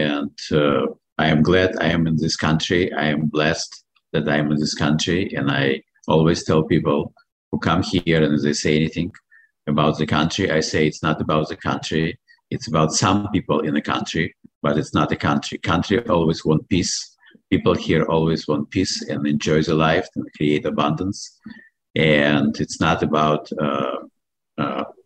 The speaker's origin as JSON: {"language": "English", "country": "Belarus", "accent": "foreign accent", "second_language": "English", "moved": "as an adult", "lives_now": "Baltimore, United States", "said": "When I come from Belarus, I am American citizen, and I come in America almost 30 years ago."}